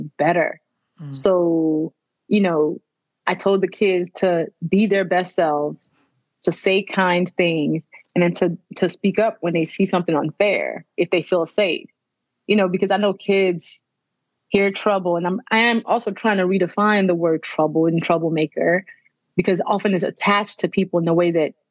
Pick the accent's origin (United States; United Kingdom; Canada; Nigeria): Nigeria; I'm Nigerian, born and raised